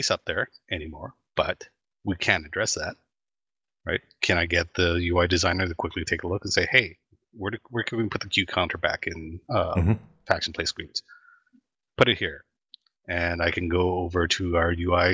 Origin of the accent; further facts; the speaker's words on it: Canada; I'm Canadian